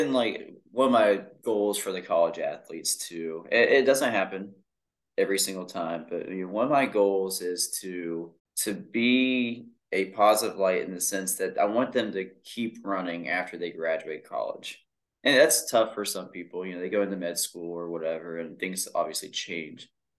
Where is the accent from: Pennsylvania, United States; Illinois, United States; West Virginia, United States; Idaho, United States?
West Virginia, United States; Culloden; I grew up in Hurricane, technically in Culloden, which is between Milton and Hurricane.